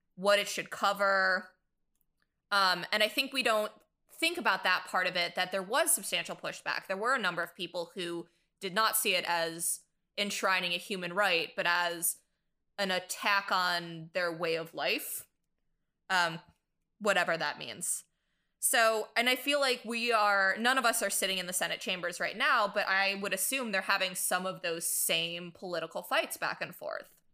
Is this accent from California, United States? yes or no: no; Michigan, United States; now in New York, United States; my home state of Michigan